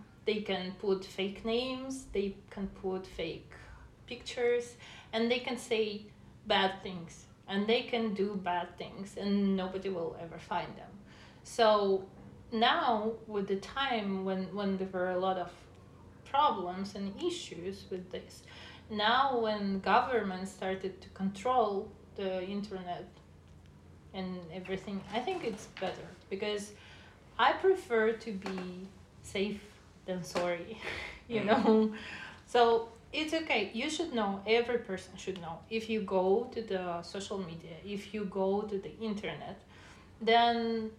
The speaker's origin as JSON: {"language": "English", "country": "Russia", "said": "Well, I came from Russia."}